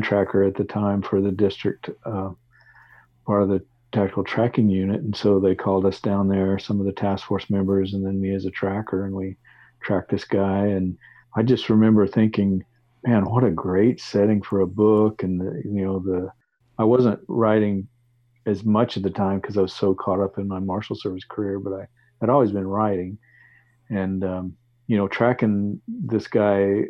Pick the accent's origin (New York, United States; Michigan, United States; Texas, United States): Texas, United States; moved away as an adult; also born or lived in Alaska; I grew up in Texas, and I remember going to a state fair in Dallas